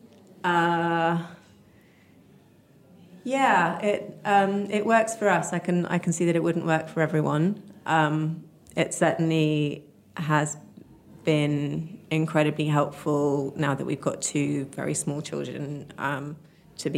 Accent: Oxford, South East England, United Kingdom; I grew up in Oxford

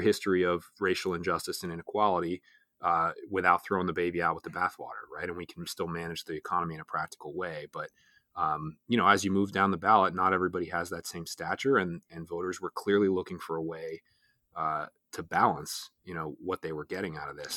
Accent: Pennsylvania, United States; here in my home state of Pennsylvania

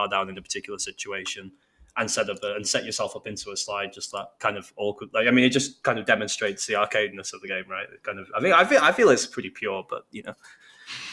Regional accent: Bolton, North West England, United Kingdom; moved away as an adult; now in Manchester, United Kingdom; I'm originally from Bolton

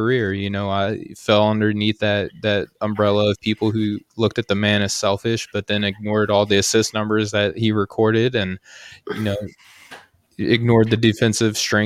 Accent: Arkansas, United States; I'm from Arkansas

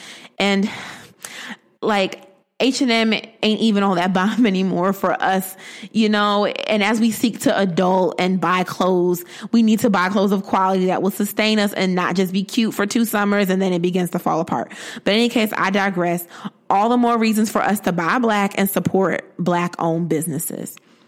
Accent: Bridgeport, Connecticut, United States; Bridgeport, my hometown

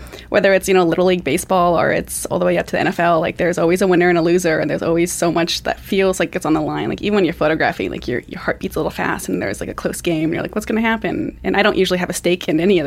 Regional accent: Flathead Reservation, Montana, United States; I grew up on the Flathead Reservation. It's in northwest Montana between Missoula and Kalispell.

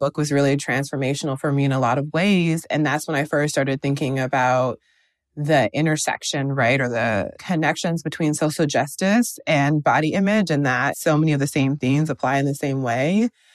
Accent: Wisconsin, United States; moved away as an adult; now in Brooklyn, United States; I'm originally from the Midwest, I'm from Wisconsin. I've been in Brooklyn for the past three years

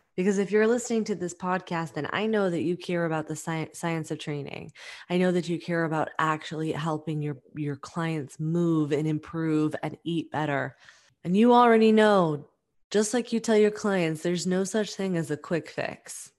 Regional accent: New York, United States; we're both from New York

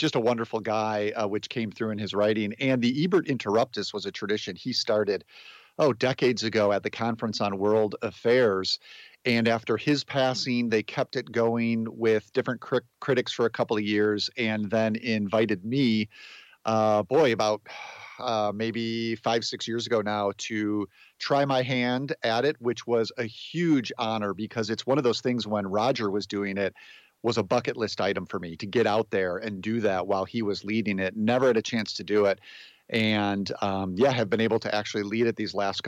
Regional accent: outside of Chicago, Illinois, United States; I grew up outside of Chicago, in a suburb southwest of the city

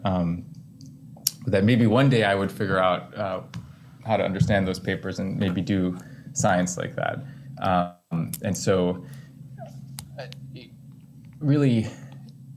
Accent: Chicago, Illinois, United States; also born or lived in Connecticut; I was born in Connecticut, but I grew up mostly in Chicago.

